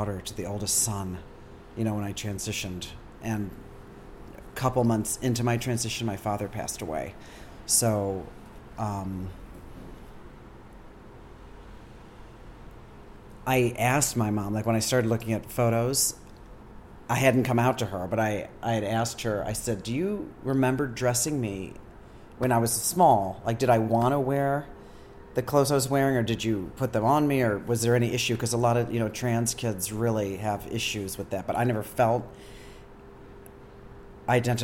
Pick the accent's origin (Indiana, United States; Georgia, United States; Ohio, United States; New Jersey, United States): Ohio, United States; Akron; moved away as an adult; also born or lived in St. Louis / Columbus, Ohio / San Francisco; now in New York, United States; I grew up there